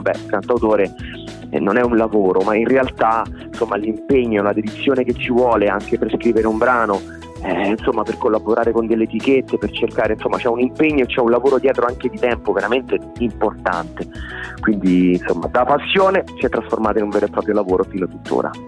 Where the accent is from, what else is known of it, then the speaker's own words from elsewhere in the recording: Rome, Lazio, Italy; ho 30 anni, sono un cantautore romano